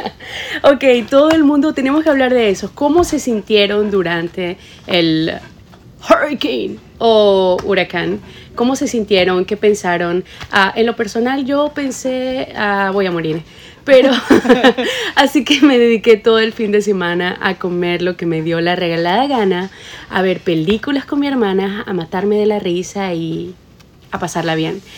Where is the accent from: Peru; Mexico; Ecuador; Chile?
Ecuador; yo soy de Ecuador, la mitad del mundo